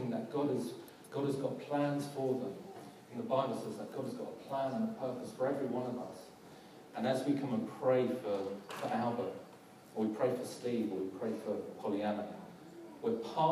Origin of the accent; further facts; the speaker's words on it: London, United Kingdom; I'm from South London